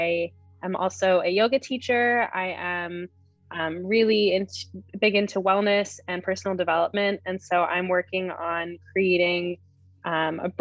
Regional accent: upstate New York, United States; moved away as an adult; also born or lived in Michigan; I'm also from upstate New York. My dad is a general dentist and he's had his practice there my whole life. So I was born and raised there

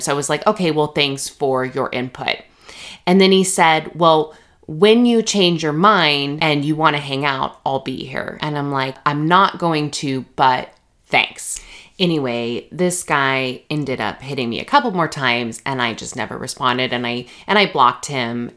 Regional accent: Redlands, California, United States; moved away as an adult; also born or lived in Jackson, Mississippi / Virginia; So I grew up in Redlands, California. So that is in the Inland Empire of Southern California

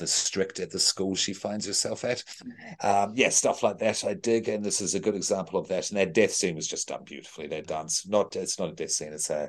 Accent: Ireland; I am Irish

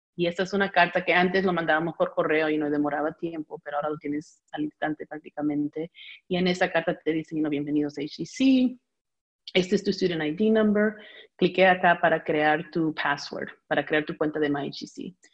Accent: United States; also born or lived in Peru (ancestry); yo fui la primera nacida acá

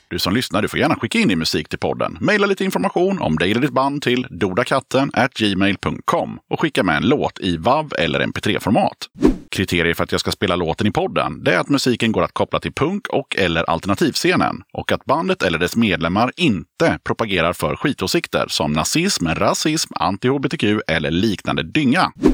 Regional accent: Eskilstuna, Södermanland, Sweden; Jag är född i Eskilstuna

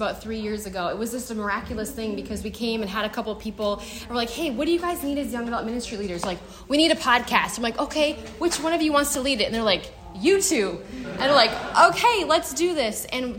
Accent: North Dakota, United States; also born or lived in Minnesota; now in Minneapolis, United States; I'm from North Dakota.

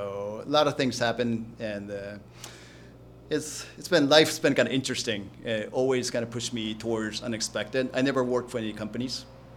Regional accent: Illinois, United States; born there; also born or lived in New York / Tokyo; So I was born in Illinois, actually.

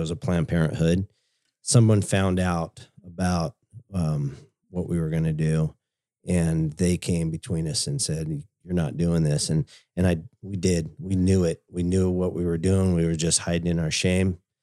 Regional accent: California, United States; we grew up in California, um, in high school.

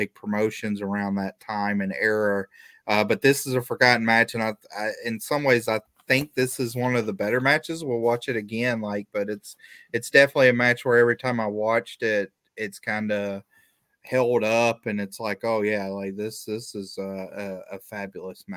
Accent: Atlanta, Georgia, United States; Of course, it's my hometown

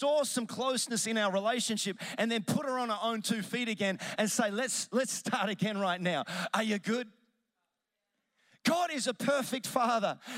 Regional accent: Melbourne, Victoria, Australia; I'm from Melbourne

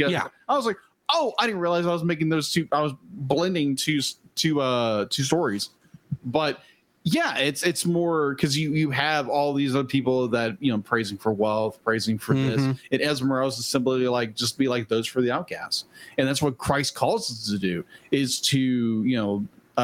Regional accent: United States; as an American

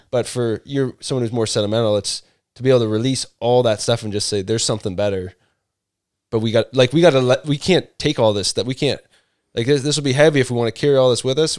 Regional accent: Canada; moved away; also born or lived in London, Ontario; I'm from Canada

